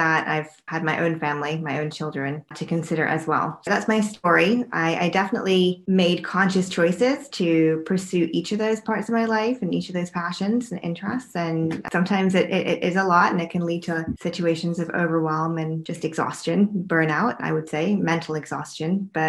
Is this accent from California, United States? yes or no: no; North Carolina, United States; moved away as an adult; Then I moved to New York from North Carolina and I went to medical school right from college up at New York Medical College